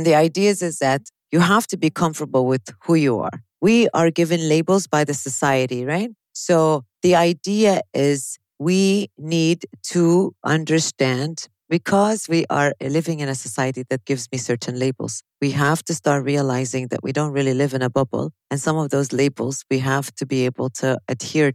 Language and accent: English; Chicago, Illinois, United States; accent: Chicagoan; moved away as an adult; now in Kuwait; my accent is Chicagoan